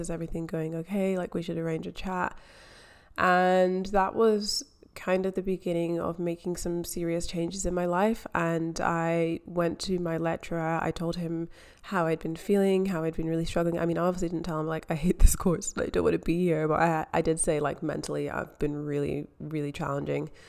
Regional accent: Scotland, United Kingdom; moved away as an adult; also born or lived in England; now in Melbourne, Australia; I am from Scotland. I grew up in Scotland.

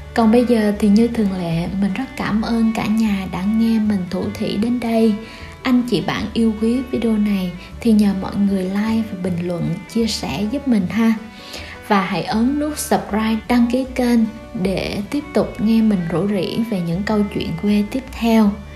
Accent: Vietnam; miền trung du quê mình đã có đến ba kiểu chợ

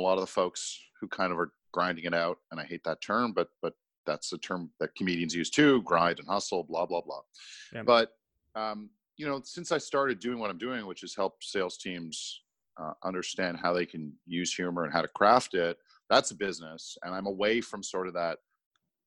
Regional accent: Montreal, Quebec, Canada; moved away; also born or lived in Toronto; I'm from Montreal originally, and I was working in Toronto.

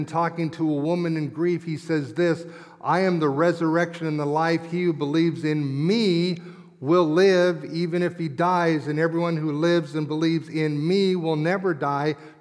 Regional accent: Englewood, Colorado, United States; I grew up in Colorado at what was Inglewood First Christian Church

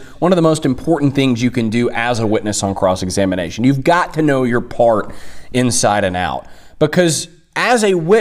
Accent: Tennessee, United States; born or raised there

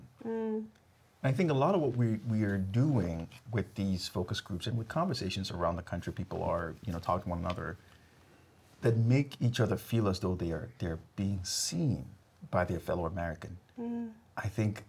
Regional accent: Ghana; now in United States; I grew up in Ghana, West Africa.

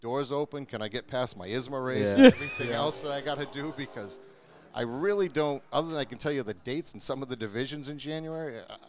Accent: Groton, Massachusetts, United States; now in New Ipswich, United States; I grew up in Groton, Mass. Right now I currently live in New Ipswich, New Hampshire, which I'm actually closer to here at Monadnock than I am there.

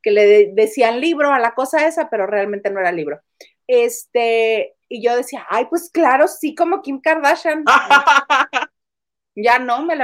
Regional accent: Madrid, Community of Madrid, Spain; born there; Yo soy española además, yo nací en Madrid y el poder regresar a vivir aquí me causa mucha ilusión

